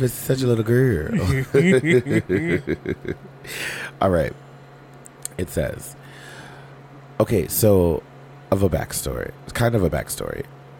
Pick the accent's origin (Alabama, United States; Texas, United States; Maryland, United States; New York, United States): Texas, United States; Houston; Plus, I'm from Houston, so I'm sure they won't go down anytime soon.